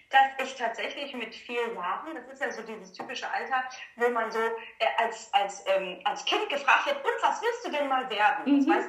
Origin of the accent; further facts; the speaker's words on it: Gelsenkirchen, North Rhine-Westphalia, Germany; tatsächlich in äh, also angefangen mit dem Kinderballett in Gelsenkirchen, da wo ich auch geboren bin, wo ich groß geworden bin.